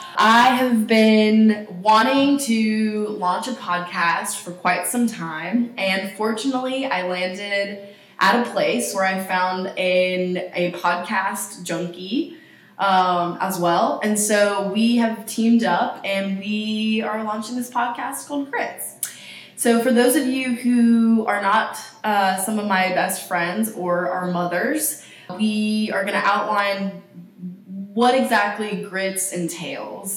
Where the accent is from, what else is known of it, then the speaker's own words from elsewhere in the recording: East Tennessee, United States; moved away as an adult; also born or lived in Austin, Texas / Switzerland; I was raised in East Tennessee